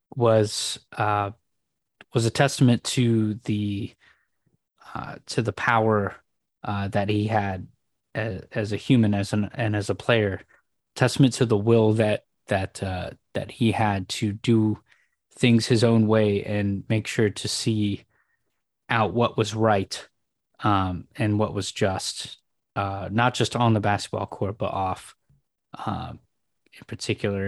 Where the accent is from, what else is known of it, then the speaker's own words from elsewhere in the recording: San Francisco, California, United States; I grew up in San Francisco